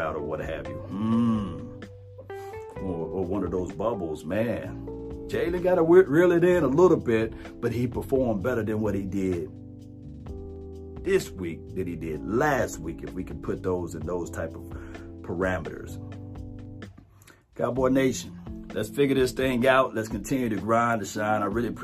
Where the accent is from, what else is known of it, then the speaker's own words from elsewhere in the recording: Natchez, Mississippi, United States; I'm from Natchez